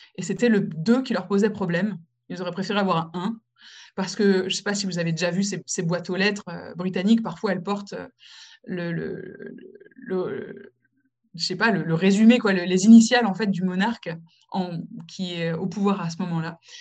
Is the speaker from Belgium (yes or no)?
no; France; moved away as an adult; also born or lived in Morocco; now in United Kingdom; je suis française, mais je suis aussi marocaine